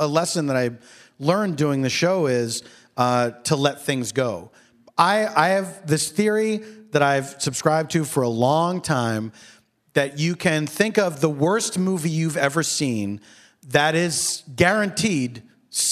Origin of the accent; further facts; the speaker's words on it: Philadelphia, Pennsylvania, United States; Philadelphia, my hometown